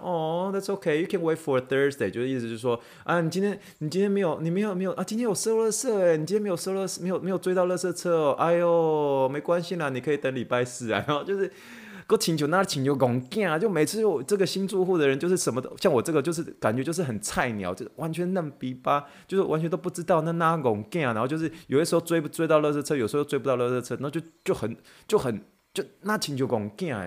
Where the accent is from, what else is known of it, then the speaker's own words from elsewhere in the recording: Taiwan; accent: Taiwanese; moved away as an adult; now in United States; 我在台湾长大嘛，那所以我以前很常，就是帮我妈去，出去追台湾的垃圾车嘛